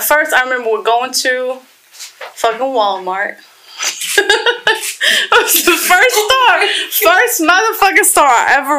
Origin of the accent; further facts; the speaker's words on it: Poland; English is a second language; moved away as an adult; also born or lived in Romania; now in Florida, United States; Because I'm from Poland.